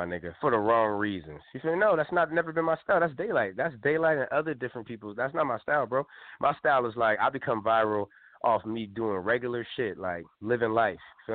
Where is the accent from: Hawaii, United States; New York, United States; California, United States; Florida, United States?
California, United States; I'm from California.